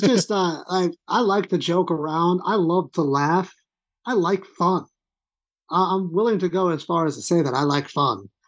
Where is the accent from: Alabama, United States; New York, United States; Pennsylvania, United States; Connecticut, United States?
New York, United States; Long Island; I'm from Long Island